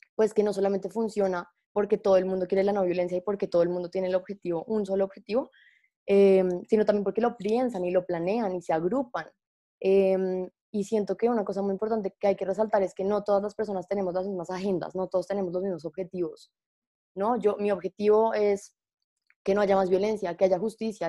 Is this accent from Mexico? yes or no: no; Colombia; nosotros como abogados y como personas y como colombianos